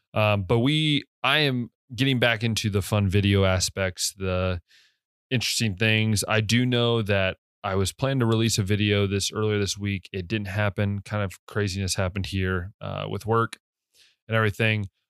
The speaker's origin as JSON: {"language": "English", "country": "United States", "said": "as an American"}